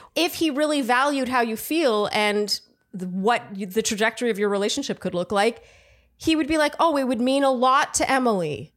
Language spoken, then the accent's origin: English; Canada; I'm Canadian